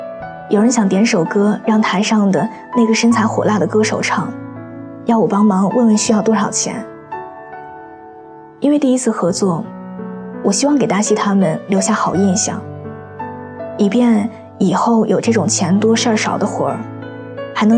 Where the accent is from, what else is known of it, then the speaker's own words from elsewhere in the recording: China; 十三个老外来自五湖四海，就我一个中国人。